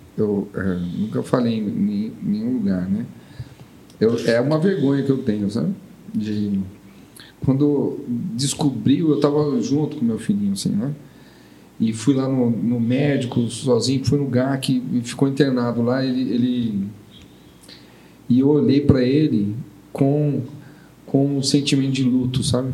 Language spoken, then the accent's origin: Portuguese; São Paulo, Brazil; eu sou de São Paulo